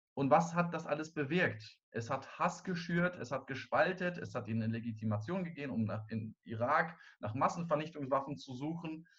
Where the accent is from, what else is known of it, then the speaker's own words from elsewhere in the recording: Germany; also born or lived in Cologne; Wir als Deutsche